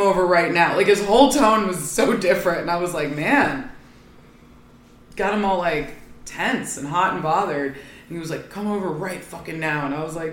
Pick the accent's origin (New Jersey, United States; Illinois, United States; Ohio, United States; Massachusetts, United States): Ohio, United States; I'm from Ohio